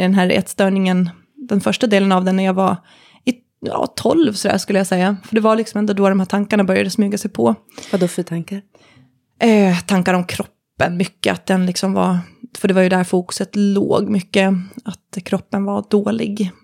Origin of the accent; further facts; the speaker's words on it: Visby, Gotland, Sweden; moved away as an adult; på min hemort, Gotland, Visby, bodde jag då